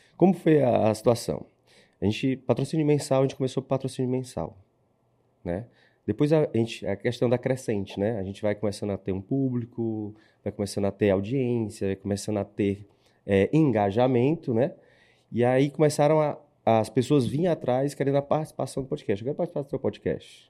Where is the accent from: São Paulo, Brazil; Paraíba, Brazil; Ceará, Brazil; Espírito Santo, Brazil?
Ceará, Brazil; Eu sou cearense